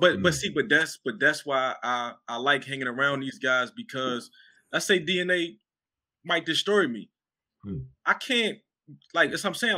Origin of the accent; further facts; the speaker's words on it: Philadelphia, Pennsylvania, United States; I'm from Philadelphia